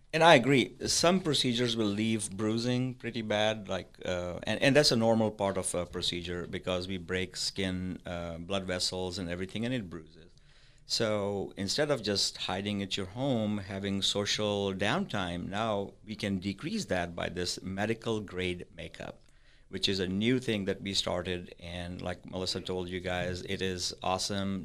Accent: Pakistan; moved away as an adult; also born or lived in Madison; now in Parker County, Texas, United States; I was raised in Pakistan. I came here in ninety-six

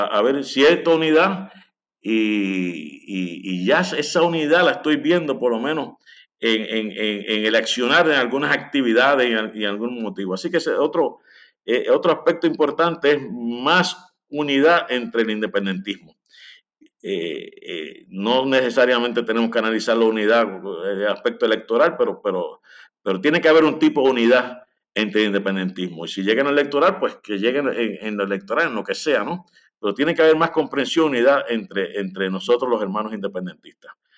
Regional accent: Lares, Puerto Rico; now in San Juan, Puerto Rico; soy de Lares, vivo en San Juan

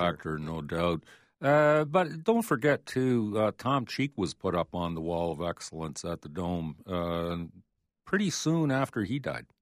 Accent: Canada; also born or lived in Toronto; I'm a Canadian

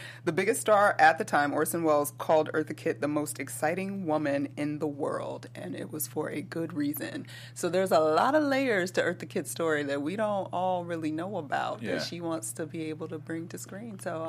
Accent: Georgia, United States; moved away; She has made her way to Georgia, my home state.

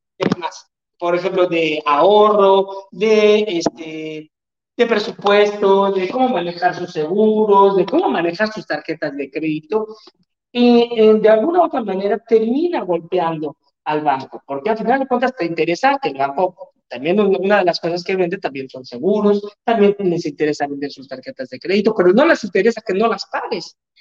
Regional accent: Mexico; como buen mexicano, gasto más de lo que gano

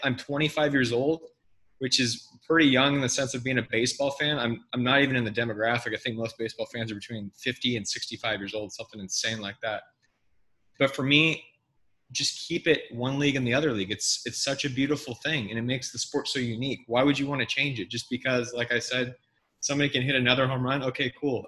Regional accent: El Dorado Hills, California, United States; my hometown of Eldorado Hills, California

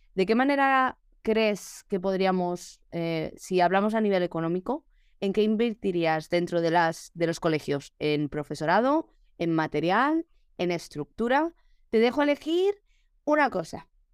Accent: Alcalá de Henares, Community of Madrid, Spain; moved away; estaba en Alcalá de Henares que, que es donde, de donde soy yo

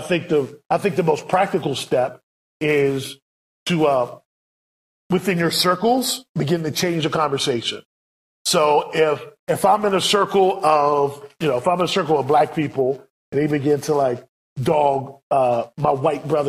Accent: United States; we, as American missionaries

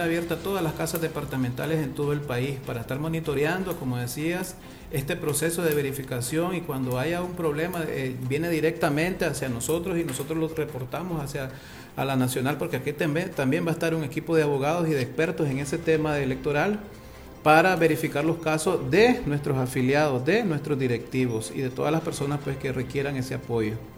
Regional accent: Nicaragua; somos nosotros mismos los nicaragüenses

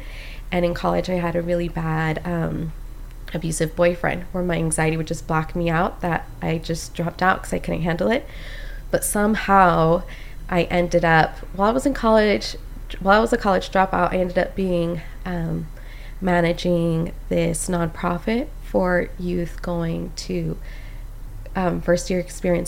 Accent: Costa Rica; And I'm Hispanic, I'm from Costa Rica, so it was very beautiful.

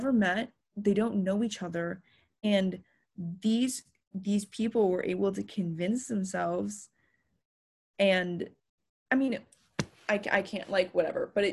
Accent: Los Angeles, California, United States; I grew up in Los Angeles

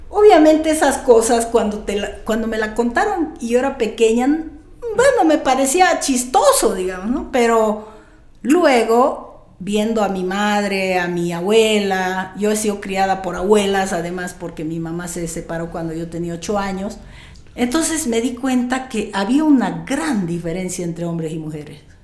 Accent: Riberalta, Beni, Bolivia; born or raised there

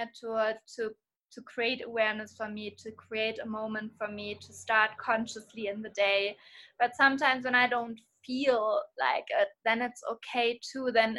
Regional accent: Hamburg, Germany; I'm from Hamburg, from Germany

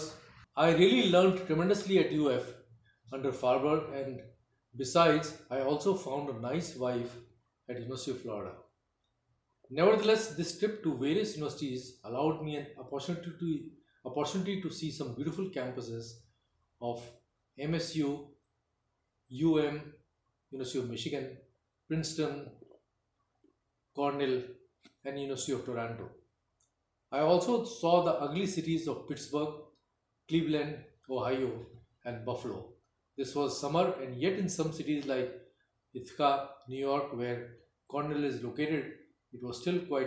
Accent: India; moved away as an adult; we are from India

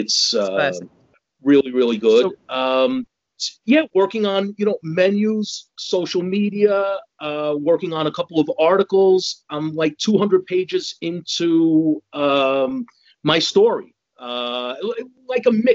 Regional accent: Jersey City, New Jersey, United States; moved away as an adult; also born or lived in Bayonne, New Jersey / New York / France; now in Malaysia; Fourth generation Jersey City. My great grandfather came over from Italy and settled in Jersey City

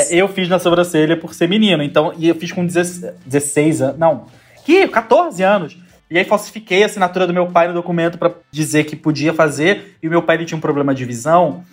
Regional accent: Florianópolis, Santa Catarina, Brazil; moved away as an adult; now in Rio de Janeiro, Brazil; eu sou do sul, eu sou de Florianópolis. Eu nasci, cresci lá

